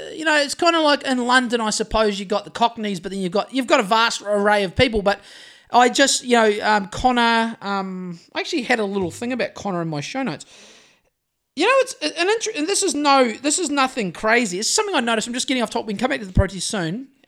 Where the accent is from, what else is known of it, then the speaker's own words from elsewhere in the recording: Greymouth, West Coast, New Zealand; I've walked up and down Oxford Street in Sydney a couple of times just to when I was fresh from Greymouth, just to see what all the fracas was about.